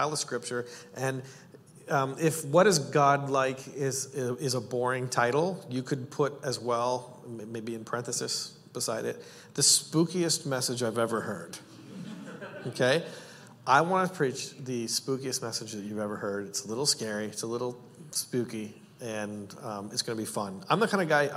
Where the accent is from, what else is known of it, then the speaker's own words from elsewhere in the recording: Canada; I'm Canadian